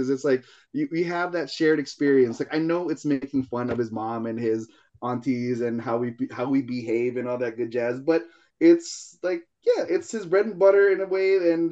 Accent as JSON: {"language": "English", "country": "Philippines", "said": "I as a Filipino know how it is to have uh, Tupperware and stuff."}